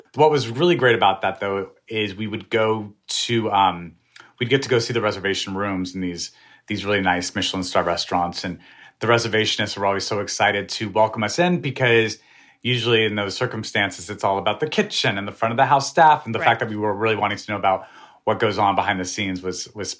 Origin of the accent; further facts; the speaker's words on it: New Mexico, United States; I'm from New Mexico. We love the food we grew up eating